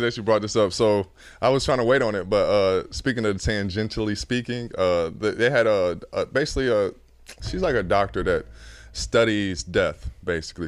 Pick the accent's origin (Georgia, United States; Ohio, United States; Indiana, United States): Georgia, United States; Atlanta; I'm from Atlanta